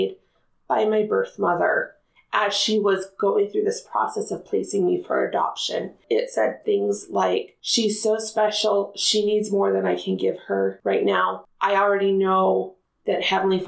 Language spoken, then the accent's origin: English; Spanish Fork, Utah, United States; I grew up in Spanish Fork, Utah, and still live in Spanish Fork, Utah